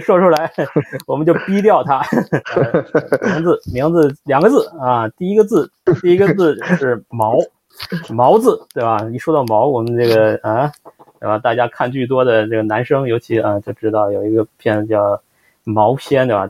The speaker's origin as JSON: {"language": "Chinese", "town": "Shijiazhuang", "region": "Hebei", "country": "China", "said": "我们都是来自二三线城市"}